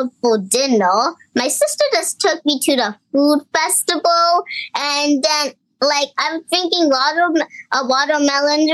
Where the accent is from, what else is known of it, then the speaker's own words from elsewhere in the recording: United States; me and my baby sister are from America